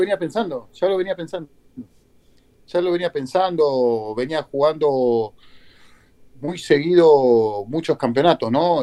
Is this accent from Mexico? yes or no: no; Argentina; moved away; also born or lived in Peru; Por eso yo soy, soy, un argentino bamba, ¿no? Con pasaporte argentino, pero con sangre paraguaya porque mi papá y mamá son paraguayos, se casaron en Argentina